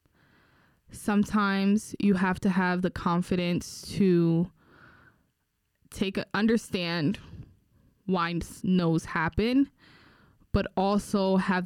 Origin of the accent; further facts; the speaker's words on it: Newark, New Jersey, United States; I grew up in Newark